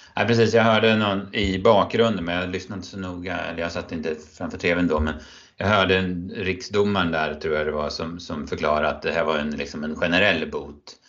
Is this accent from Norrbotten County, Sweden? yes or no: no; Örebro County, Sweden; mina hemtrakter här i natten mot eh, söndag då typ eh, hela Örebro län